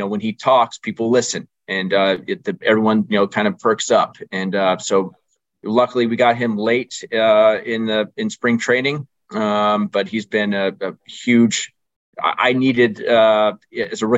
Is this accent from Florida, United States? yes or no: no; Orange County / San Diego area, California, United States; I grew up in Orange County in San Diego area